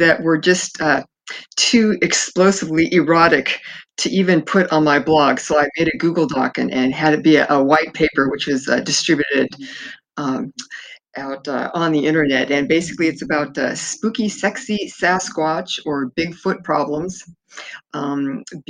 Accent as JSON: {"language": "English", "town": "Fresno", "region": "California", "country": "United States", "tie": "born or raised there", "said": "I was born in Fresno, California, and spent in the 1960s, early 60s, and we always had a lot of family up in the mountains"}